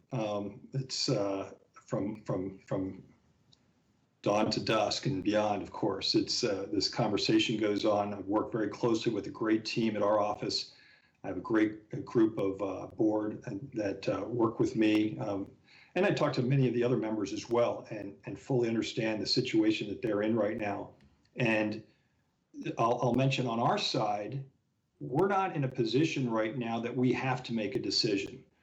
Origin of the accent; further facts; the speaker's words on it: the Poconos, Pennsylvania, United States; also born or lived in Philadelphia; I grew up fishing in the Poconos of Pennsylvania. My dad still lives in the house that we bought 55 years ago